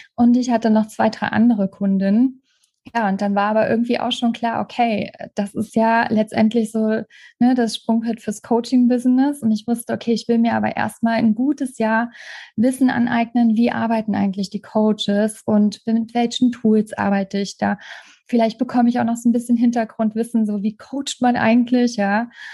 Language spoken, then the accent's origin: German; Trier, Rhineland-Palatinate, Germany; moved away as an adult; ich habe in Trier gelebt, in meiner alten Heimat